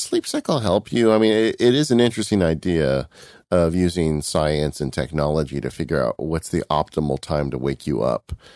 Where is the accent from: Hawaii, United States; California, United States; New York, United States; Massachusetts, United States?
California, United States; I'm from California